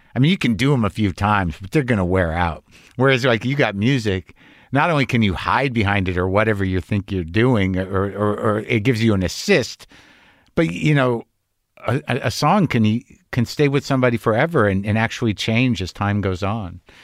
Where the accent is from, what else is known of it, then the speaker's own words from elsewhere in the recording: Albuquerque, New Mexico, United States; moved away; also born or lived in Lower East Side, New York; my parents were from Jersey, but I grew up in New Mexico